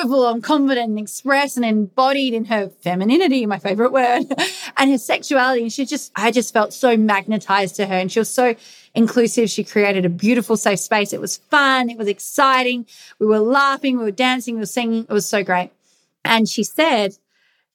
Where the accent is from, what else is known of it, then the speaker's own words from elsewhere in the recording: England, United Kingdom; I'm English